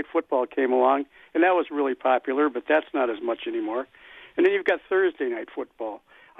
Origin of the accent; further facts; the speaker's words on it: Wisconsin, United States; And, being, my age, I'm from Wisconsin. I was a Packer fan all my life.